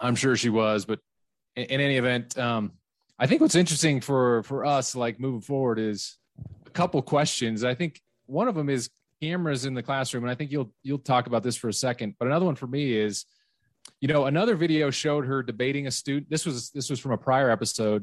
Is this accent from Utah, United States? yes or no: yes; West Valley City, Utah, United States; where I grew up in West Valley City, obviously, is a very different place demographically